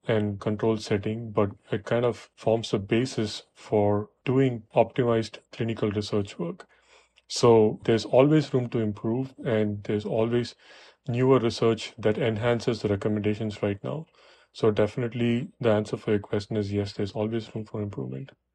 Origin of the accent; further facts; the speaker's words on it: Chennai, Tamil Nadu, India; moved away as an adult; also born or lived in Buffalo, New York, United States; now in New York, United States; I was born and raised in Chennai